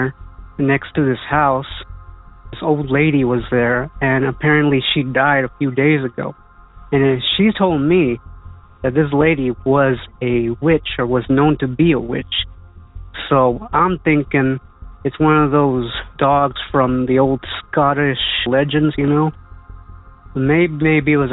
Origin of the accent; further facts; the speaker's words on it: San Benito, Texas, United States; I'm from San Benito, Texas